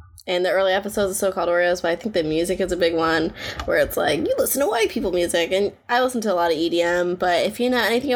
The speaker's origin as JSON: {"language": "English", "town": "Washington", "region": "New Jersey", "country": "United States", "said": "I'm from Washington, New Jersey"}